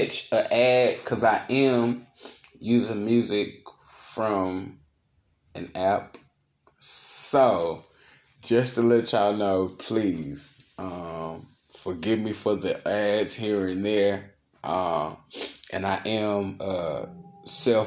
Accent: Dallas, Texas, United States; I'm from Dallas and that is Texas.

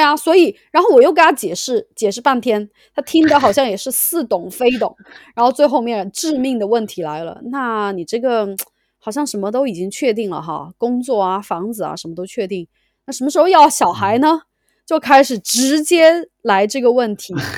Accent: Sichuan, China; moved away as an adult; now in United Kingdom; 我是四川人嘛

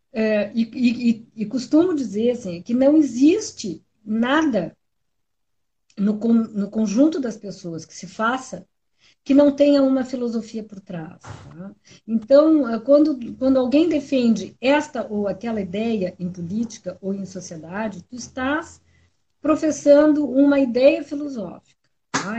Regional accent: Pelotas, Rio Grande do Sul, Brazil; Eu sou pelotense

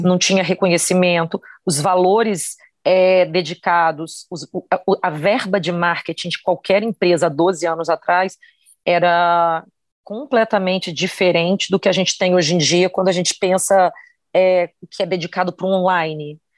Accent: Campos dos Goytacazes, Rio de Janeiro, Brazil; moved away; eu vim de Campos, eu sou do estado do Rio de Janeiro, do interior do estado do Rio de Janeiro

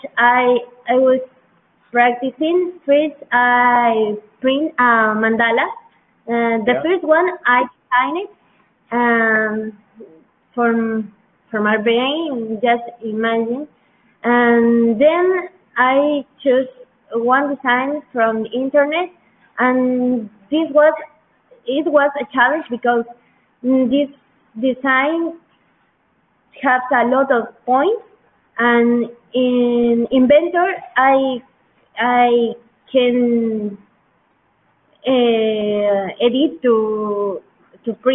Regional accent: Huancayo, Junín, Peru; English is a second language; I'm from Huancayo too

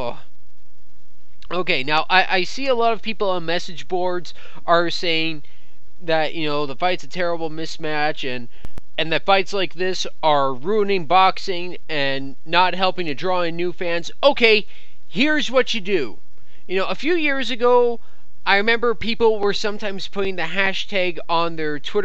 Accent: Canada; I'm Canadian

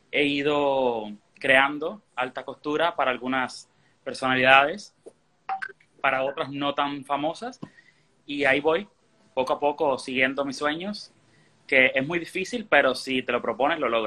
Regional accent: Holguín, Cuba; now in Miami, United States; Bueno, eh, vengo de Cuba, de la ciudad de Holguín. Ya hace siete años y, bueno, sabe, trabajando en lo que apareciera.

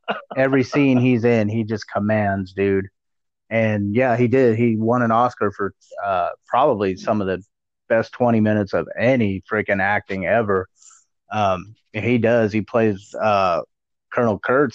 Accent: Arizona, United States; in my home state where I'm living

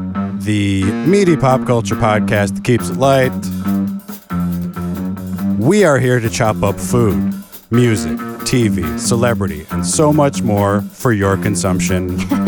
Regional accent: Michigan, United States; accent: Michigan; Get my Michigan accent in the mix.

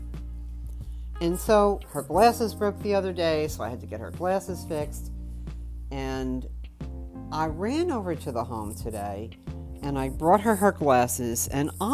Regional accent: New York, United States; growing up in New York

